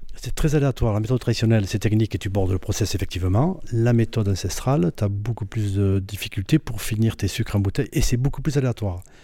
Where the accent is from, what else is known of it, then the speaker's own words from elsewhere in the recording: Roquetaillade, Occitania, France; je suis originaire de Rocotaillade. Je suis né à Rocotaillade. J'ai récupéré la maison familiale euh, là où j'habite actuellement